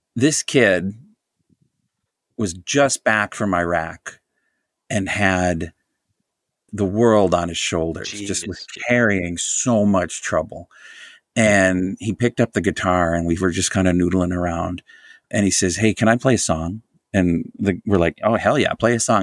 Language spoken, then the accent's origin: English; Jefferson County, Wisconsin, United States; I grew up in Jefferson County, Wisconsin